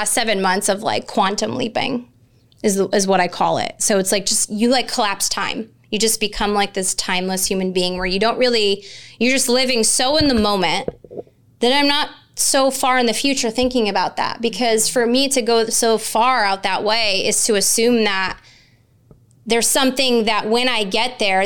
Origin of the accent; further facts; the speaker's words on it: Connecticut, United States; In my state of Connecticut, my home state where I grew up